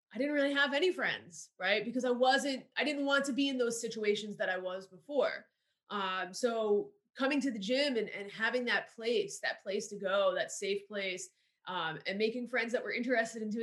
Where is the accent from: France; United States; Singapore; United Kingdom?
United States; New Jersey; moved away as an adult; now in Florida, United States; I grew up right outside of New York City